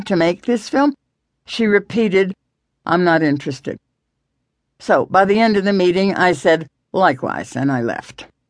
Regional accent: the South, United States; I am from the South

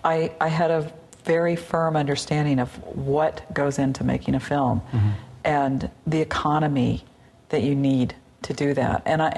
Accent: the South, United States; being a Southerner, one of the experiences I think a lot of people that grew up there share is that there is kind of a dark side, mm-hmm, to the South.

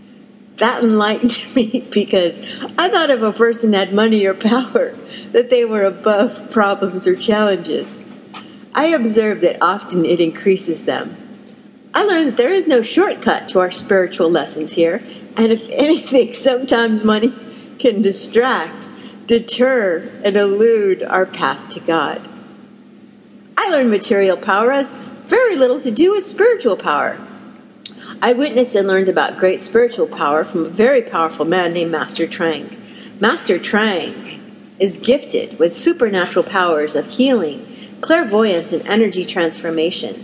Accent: Denver, Colorado, United States; I grew up in Midwest town in Denver, Colorado

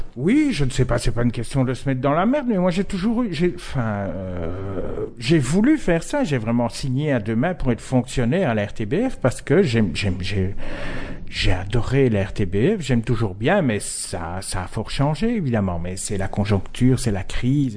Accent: Verviers, Wallonia, Belgium; accent: Verviers; now in Brussels, Belgium; ça fait 30 ans que j'habite à Bruxelles et j'ai toujours des intonations d'accent de vervier.

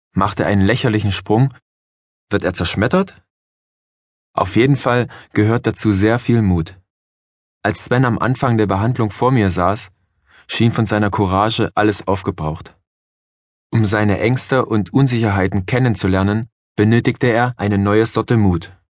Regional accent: Johanngeorgenstadt, Saxony, Germany; moved away; also born or lived in Klingenthal / Black Forest; Uli und ich waren in Johanngeorgenstadt im Erzgebirge, wo ich aufgewachsen bin

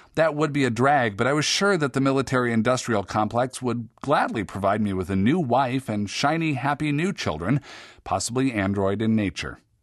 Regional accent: Seattle, Washington, United States; Besides being my hometown, Seattle

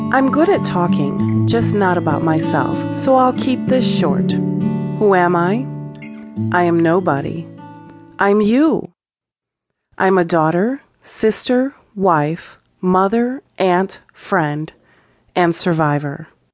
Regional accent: Chicago, Illinois, United States; I grew up in Chicago, and in eighth grade, we moved to the suburbs

